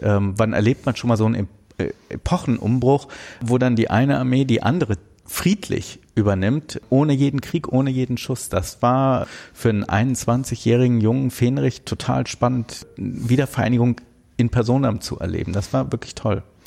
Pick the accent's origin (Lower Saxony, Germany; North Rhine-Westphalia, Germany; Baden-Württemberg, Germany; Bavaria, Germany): North Rhine-Westphalia, Germany; Bonn; ich bin in Bonn geboren, aber für Rheinländer quasi schon Migrantenkind, weil meine Eltern aus Berlin nach Bonn gezogen sind